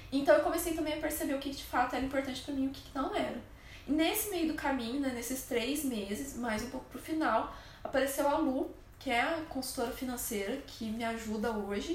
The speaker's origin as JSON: {"language": "Portuguese", "country": "Brazil", "said": "lá a gente é é brasileiro"}